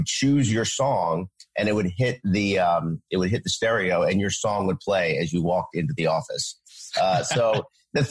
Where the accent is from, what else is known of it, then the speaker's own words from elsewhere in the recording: Philadelphia, Pennsylvania, United States; I was from the Philadelphia area originally